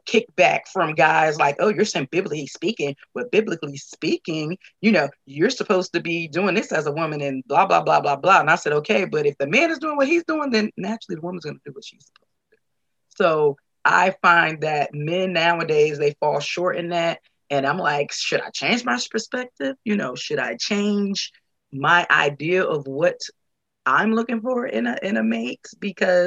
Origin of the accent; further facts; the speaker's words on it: Newark, New Jersey, United States; now in Atlanta, United States; I am formerly from Newark, New Jersey